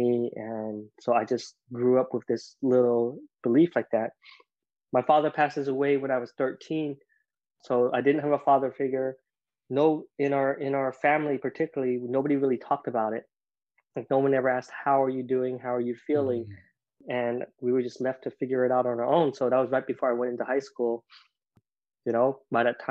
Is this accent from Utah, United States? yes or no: yes; Provo, Utah, United States; also born or lived in Vietnam; I grew up in Provo, Utah